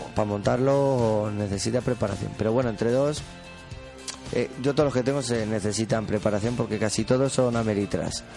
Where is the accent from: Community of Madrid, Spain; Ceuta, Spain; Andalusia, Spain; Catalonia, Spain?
Community of Madrid, Spain; El Molar; yo soy del Molar